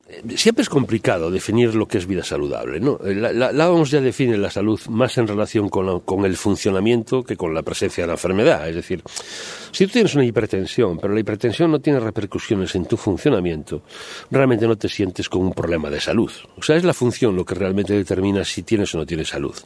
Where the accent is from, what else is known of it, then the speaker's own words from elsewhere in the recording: Spain; como bueno españoles